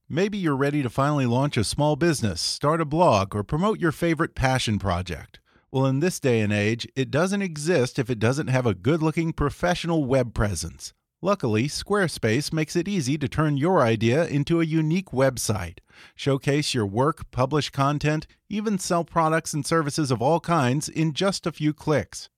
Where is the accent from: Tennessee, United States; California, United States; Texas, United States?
Texas, United States; I'm from Texas